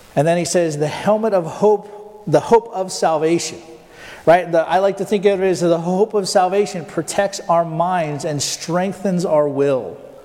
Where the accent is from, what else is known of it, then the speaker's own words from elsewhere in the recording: Tulsa, Oklahoma, United States; Well, Tulsa